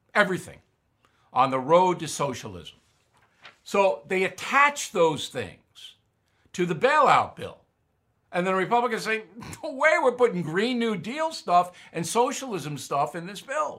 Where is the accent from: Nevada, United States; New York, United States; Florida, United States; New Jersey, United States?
New York, United States; Long Island; my hometown on Long Island